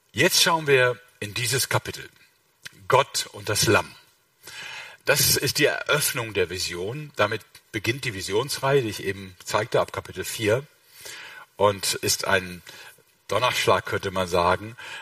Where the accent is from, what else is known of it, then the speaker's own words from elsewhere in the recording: Rhineland, Germany; ich bin Rheinländer